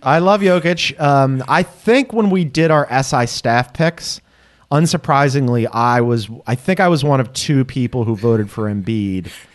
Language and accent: English; Philadelphia, Pennsylvania, United States; also born or lived in Las Vegas; I am a Philadelphian, spent my entire life there.